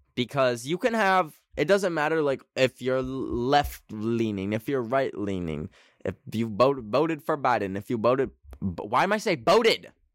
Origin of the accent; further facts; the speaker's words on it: Canada; I'm a Canadian